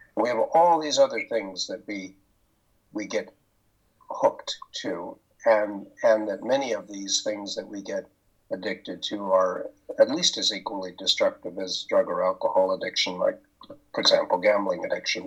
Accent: Pender Island, British Columbia, Canada; I am from Pender Island, British Columbia, and in Canada

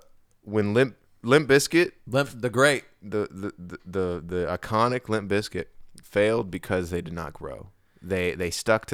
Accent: Hawaii, United States; You understand that this is where these are my roots. I grew up in Hawaii, bro.

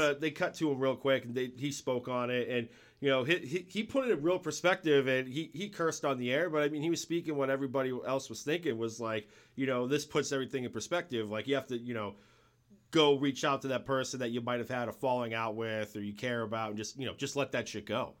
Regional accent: New England, United States; I'm from New England

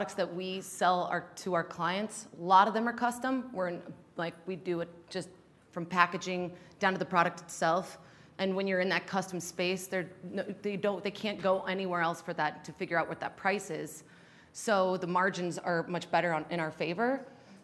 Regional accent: Salt Lake City, Utah, United States; moved away as an adult; also born or lived in Los Angeles; I was born and raised in Salt Lake

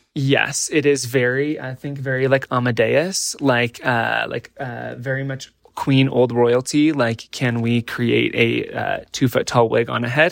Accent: Nebraska, United States; born or raised there

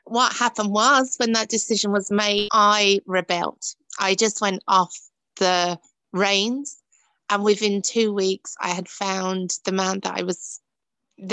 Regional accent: Dagenham, London, United Kingdom; moved away as an adult; now in Ireland; I grew up in Dagenham, where Ford's used to be

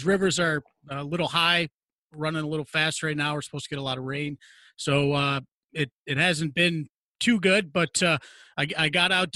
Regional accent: Binghamton, New York, United States; moved away as an adult; also born or lived in Oswego, New York / Corpus Christi, Texas; I'm actually from Binghamton, and when the affiliation was with the Senators, I got an internship here when I was a junior in high school

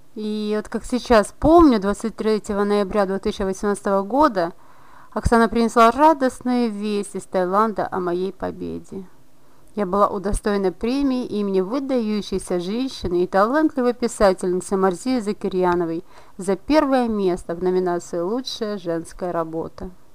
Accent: Briceni, Briceni District, Moldova; школьницей в районной газете города Брещаны, откуда я родом

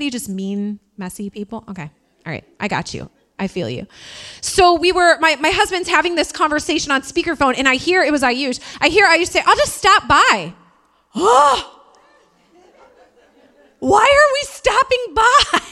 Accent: Indiana, United States; accent: Midwest; moved away; also born or lived in Queens, New York; I'm from Indiana

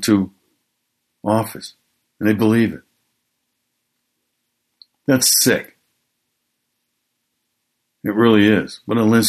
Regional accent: Milwaukee, Wisconsin, United States; my hometown, Milwaukee, Wisconsin

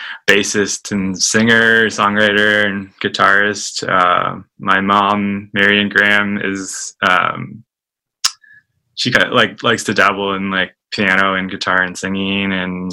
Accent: Toronto, Ontario, Canada; Yeah, in the East End, Toronto.

